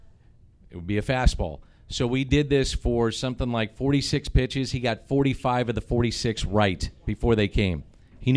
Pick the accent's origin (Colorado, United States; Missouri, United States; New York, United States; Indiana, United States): Missouri, United States; St. Louis; I'm from St. Louis